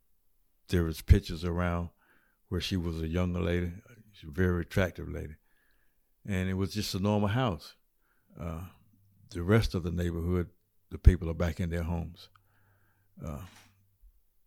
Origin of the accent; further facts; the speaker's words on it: Washington, North Carolina, United States; I live east of Washington, about 5 miles out. I was born and raised here